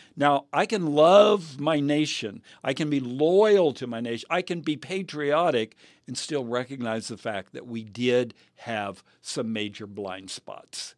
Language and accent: English; United States; I am a Christian before I am an American.